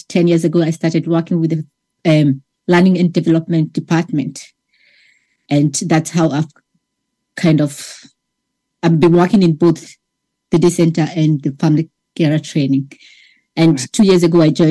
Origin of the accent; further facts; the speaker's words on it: Kenya; now in Ireland; I'm from Kenya originally, and I came to Ireland about 23 years ago